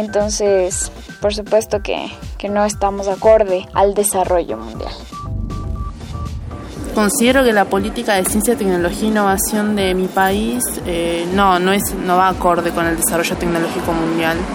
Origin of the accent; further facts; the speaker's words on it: El Bolsón, Río Negro, Argentina; born there; now in Avellaneda, Argentina; tengo 22 años, soy nacida en el Bolsón, Río Negro. Actualmente estoy viviendo en Avellaneda.